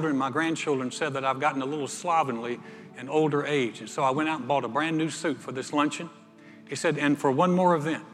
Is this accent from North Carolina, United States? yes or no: yes; North Carolina, United States; I'm a guy from North Carolina